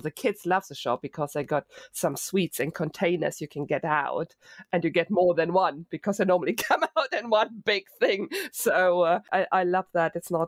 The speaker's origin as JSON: {"language": "English", "country": "Germany", "moved": "yes", "lives_now": "United Kingdom", "said": "moved to the UK 25 years ago, the biggest culture shock was having to put everything in one bin because I came from Germany with at least three bins and separation"}